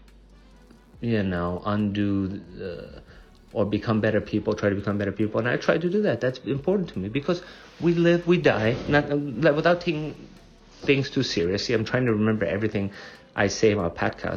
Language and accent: English; Germany; moved away; I grew up in Germany.